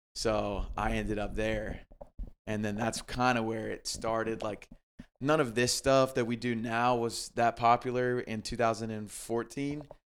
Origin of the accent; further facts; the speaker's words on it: Greenville, South Carolina, United States; I grew up in Greenville, South Carolina